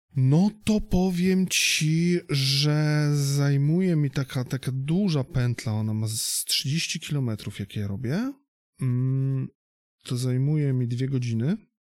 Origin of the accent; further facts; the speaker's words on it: Gdynia, Pomeranian Voivodeship, Poland; u nas w Gdyni